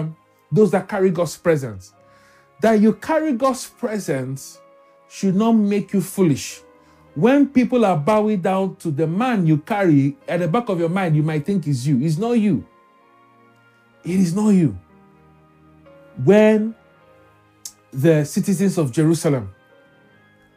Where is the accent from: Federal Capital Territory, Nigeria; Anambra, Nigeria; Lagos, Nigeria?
Lagos, Nigeria; Growing up in Lagos